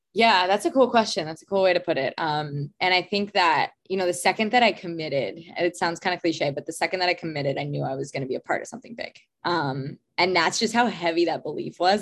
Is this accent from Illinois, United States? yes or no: no; Long Island, New York, United States; I grew up on Long Island in New York